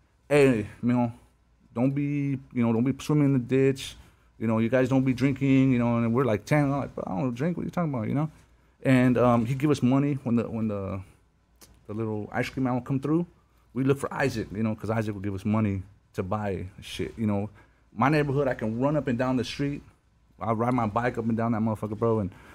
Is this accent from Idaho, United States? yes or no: no; Albuquerque, New Mexico, United States; growing up in Albuquerque, homie, it was dope